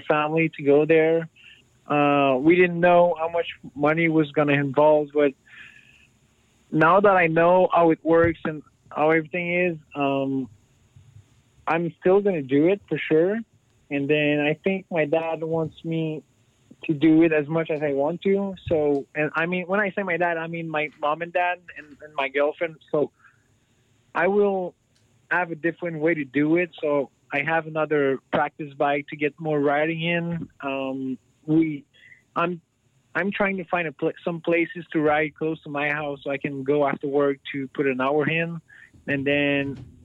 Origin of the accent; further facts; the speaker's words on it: Canada; being Canadian.